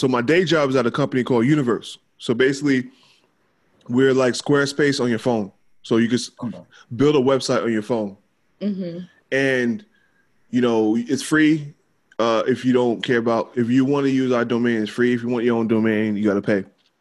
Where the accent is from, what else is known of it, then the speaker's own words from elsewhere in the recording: New York City, New York, United States; I'm from Queens